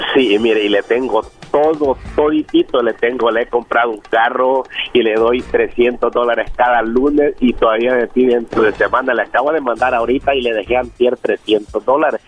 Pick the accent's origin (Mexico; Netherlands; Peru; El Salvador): El Salvador; soy salvadoreño.